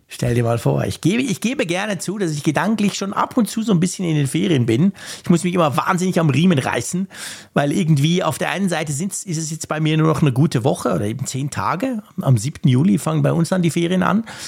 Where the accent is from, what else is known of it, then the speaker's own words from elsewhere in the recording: Switzerland; für uns als Schweizer, wo ja sowieso alles schweineteuer ist